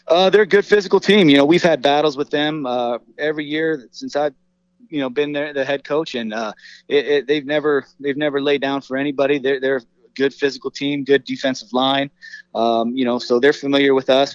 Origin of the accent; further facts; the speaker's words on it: Las Vegas, Nevada, United States; a lifelong Las Vegas native myself